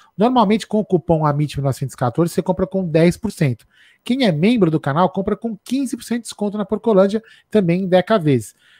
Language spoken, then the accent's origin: Portuguese; São Paulo, Brazil; also born or lived in Vila Prudente, São Paulo; Eu sou, eu sou, nascido no Bexiga, mas eu moro na Vila Prudente